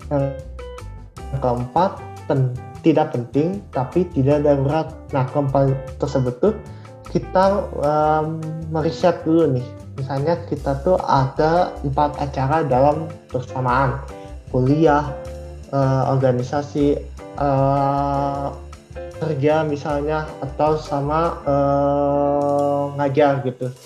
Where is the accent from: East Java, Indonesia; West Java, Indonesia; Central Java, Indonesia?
West Java, Indonesia; Bandung; Aku asli Bandung, Kak.